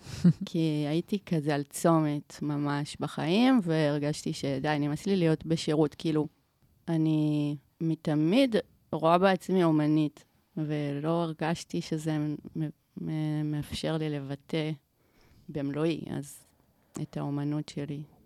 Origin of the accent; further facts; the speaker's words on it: Omer, Southern District, Israel; now in Tel Aviv, Israel; גדלתי בעומר